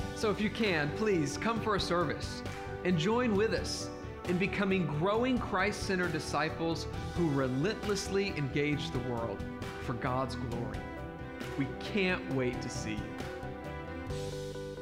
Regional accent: Texas, United States; moved away as an adult; now in Japan; I'm a Texan

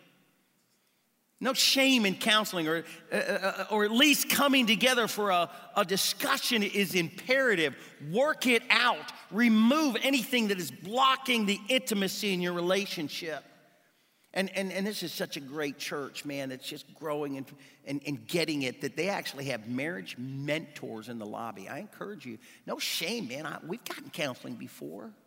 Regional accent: United States; moved away; I grew up swimming in the Ohio River

